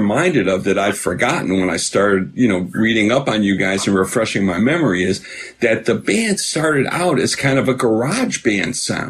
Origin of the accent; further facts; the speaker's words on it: Chicago, Illinois, United States; Because I grew up, listen, I'm from Chicago